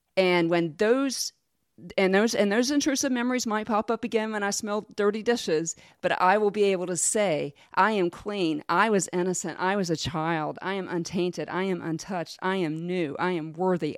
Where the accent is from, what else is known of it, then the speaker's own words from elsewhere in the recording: Jacksonville, Florida, United States; I grew up in Jacksonville